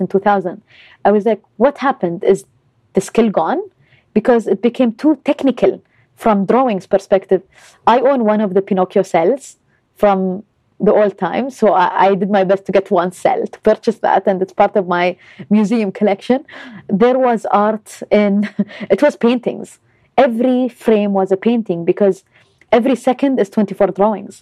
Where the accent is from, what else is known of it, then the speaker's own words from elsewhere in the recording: Dubai, United Arab Emirates; moved away as an adult; also born or lived in Los Angeles; I was born and raised in Dubai